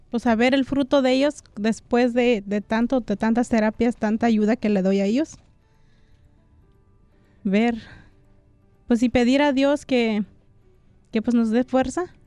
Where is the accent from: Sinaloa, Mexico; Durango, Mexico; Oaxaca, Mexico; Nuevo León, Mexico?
Oaxaca, Mexico; San Baltasar Loxicha; now in United States; Sí, somos de San Baltasar, Loxicha.